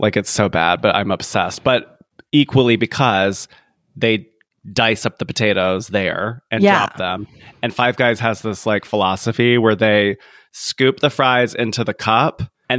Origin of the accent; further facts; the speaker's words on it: the South, United States; I grew up in the South and I grew up with parents that loved fast food